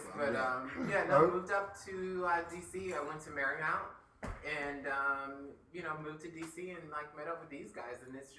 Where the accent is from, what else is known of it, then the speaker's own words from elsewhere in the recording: Stafford, Virginia, United States; moved away as an adult; now in Washington, D.C., United States; I'm from Stafford, Virginia.